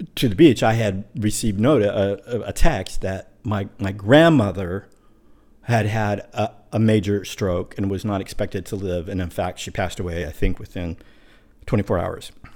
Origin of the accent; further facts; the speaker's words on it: Pacific Northwest, United States; now in Puerto Rico; I am from the Pacific Northwest